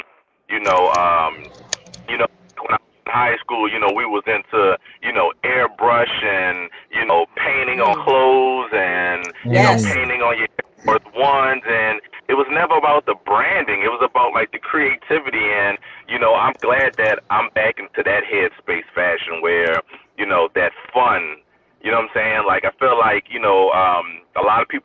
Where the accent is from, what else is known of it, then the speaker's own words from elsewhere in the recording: New Orleans, Louisiana, United States; moved away; growing up in New Orleans, I'm originally from New Orleans